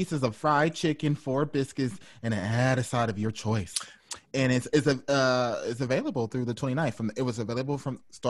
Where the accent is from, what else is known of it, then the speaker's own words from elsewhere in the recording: Kansas City, Missouri, United States; Kansas City, Missouri.